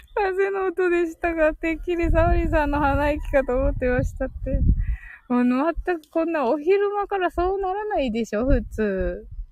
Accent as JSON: {"language": "Japanese", "region": "Kyushu", "country": "Japan", "said": "私九州人"}